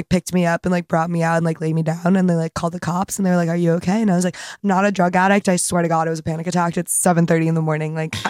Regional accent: Cheshire, Connecticut, United States; also born or lived in New York City; now in Charleston, United States; I'm from Connecticut.

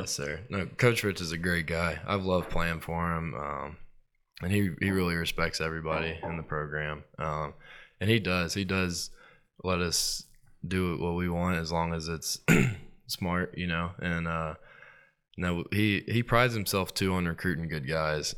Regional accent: Starkville, Mississippi, United States; now in New Orleans, United States; growing up in Starkville

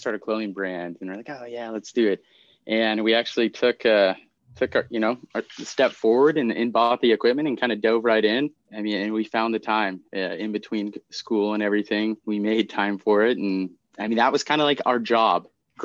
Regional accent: Minneapolis, Minnesota, United States; moved away as an adult; also born or lived in Seattle, Washington; now in Bellingham, United States; My mom and stepdad, we moved out to Minneapolis. So I lived in Minneapolis through high school

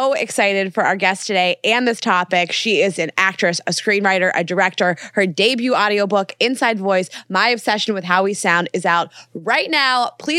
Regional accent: Pittsburgh, Pennsylvania, United States; also born or lived in Indiana; I grew up in Pittsburgh, so I'm a Midwest person.

